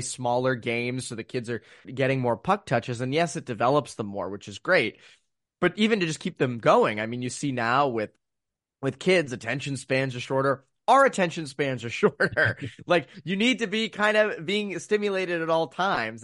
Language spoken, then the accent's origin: English; Framingham, Massachusetts, United States; born or raised there